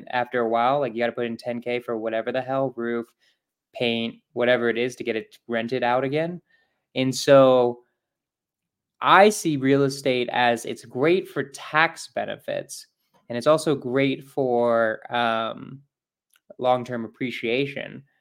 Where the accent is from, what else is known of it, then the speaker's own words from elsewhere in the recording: Utah, United States; also born or lived in Provo, Utah; i'm from utah